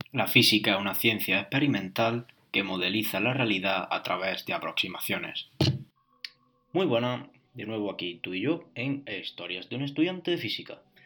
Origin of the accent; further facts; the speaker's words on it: Spain; Yo soy de España, hice la selectividad.